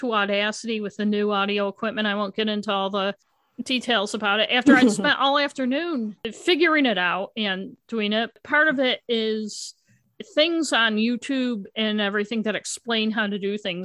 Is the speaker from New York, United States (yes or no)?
yes; Elmira, New York, United States; now in Maine, United States; we're originally from Elmira, New York, which is in the western part of New York. And even though we haven't lived there most of our lives, our accents live on.